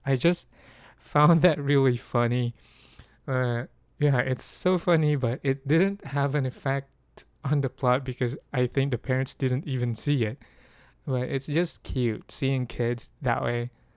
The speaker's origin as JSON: {"language": "English", "country": "Philippines", "tie": "born or raised there", "said": "I'm from the Philippines, um, in the Philippines, we're mostly agricultural, but although, uh, my grandfather was a farmer and I lived mostly with farmers when I was young"}